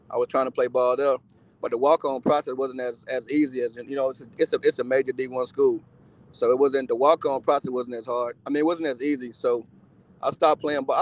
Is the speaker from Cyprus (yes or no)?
no; Eight Mile Rock, Grand Bahama, Bahamas; now in United States; But uh, before before I came to uh, America, I'm actually from the Bahamas, Eight Mile Rock. Mm-hmm. It's an island. I don't know if y'all familiar with it, but it's in Freeport, Freeport, Grand Bahama. It's one of the islands in the Bahamas.